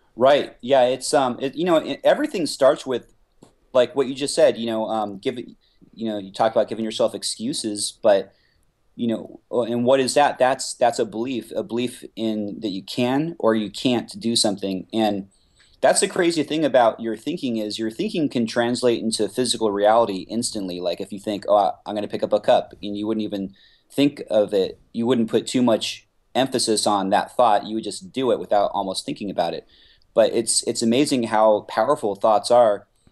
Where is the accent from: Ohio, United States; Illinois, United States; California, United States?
California, United States; Simi Valley; also born or lived in Los Angeles; my hometown, which is Simi Valley